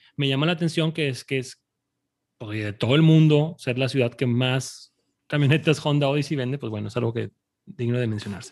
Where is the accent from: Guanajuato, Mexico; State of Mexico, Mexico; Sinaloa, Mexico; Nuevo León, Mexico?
Nuevo León, Mexico; Monterrey; yo nací aquí, yo nací aquí en Monterrey y aquí he vivido toda mi vida